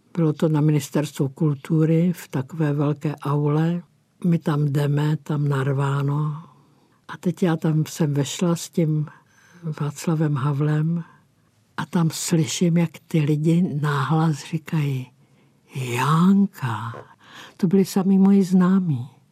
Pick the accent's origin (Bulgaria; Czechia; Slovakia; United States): Czechia; Písek, South Bohemian Region; now in Prague, Czech Republic; z mého rodiště z písku